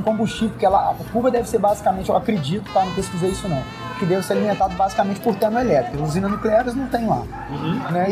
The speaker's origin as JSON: {"language": "Portuguese", "country": "Brazil", "said": "do Brasil"}